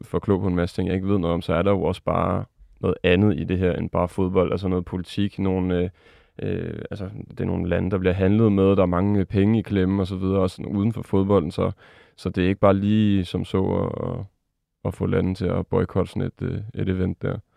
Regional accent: France; moved away; mit andet land, Frankrig, hvor jeg er vokset op

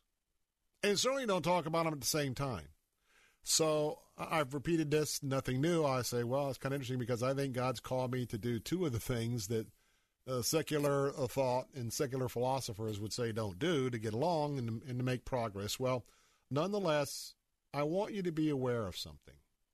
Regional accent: Tampa, Florida, United States; I was a Democrat all of my life growing up here in Tampa

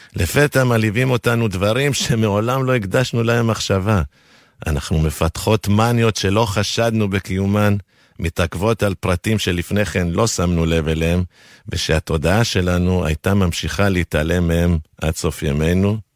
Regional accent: Argentina; first language Spanish; Hebrew is a second language; now in Israel; כילד שגדל בארגנטינה, בבית חילוני

